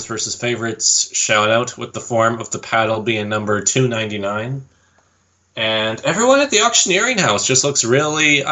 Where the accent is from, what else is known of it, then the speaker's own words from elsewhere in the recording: Vernon, British Columbia, Canada; I'm from Vernon.